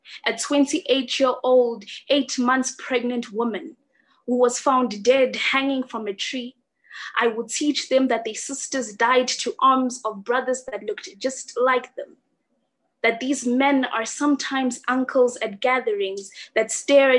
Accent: South Africa; I am from South Africa.

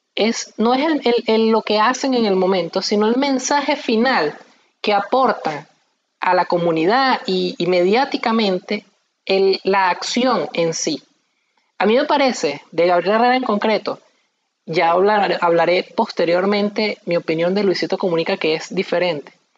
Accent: Maracay, Aragua, Venezuela; now in Portugal; nosotros somos de Maracay y aquí en Portugal

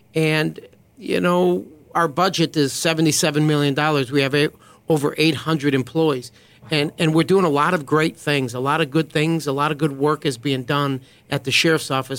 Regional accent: Juneau, Wisconsin, United States; now in Fort Bend County, Texas, United States; Grew up in a small town of Juneau, uh, Wisconsin, a little over two thousand people

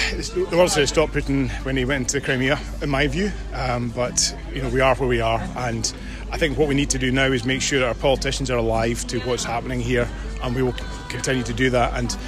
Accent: Scotland, United Kingdom; Okay, so I'm a Scottish police officer

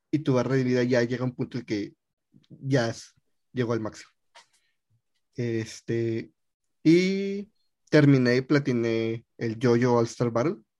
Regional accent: Mexico; soy mexicano

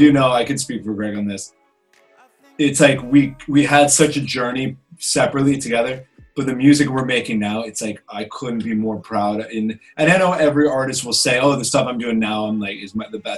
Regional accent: Old Greenwich, Connecticut, United States; moved away as an adult; also born or lived in Colorado; now in Los Angeles, United States; I grew up on the East Coast in Old Greenwich, Connecticut.

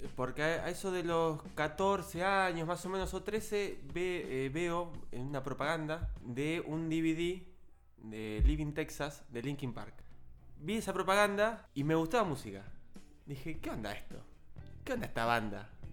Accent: Buenos Aires Province, Argentina; yo soy del conurbano zona sur de Gran Buenos Aires

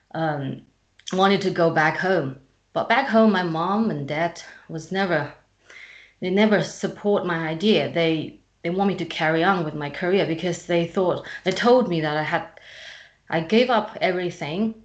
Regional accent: China; English is a second language; moved away as an adult; also born or lived in Friedrichshafen, Germany; When I moved away from China, I um, I, I was living by myself.

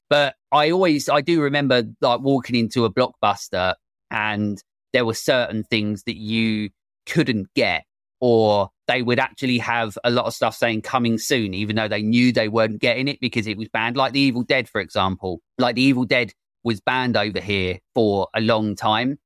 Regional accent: England, United Kingdom; I'm English

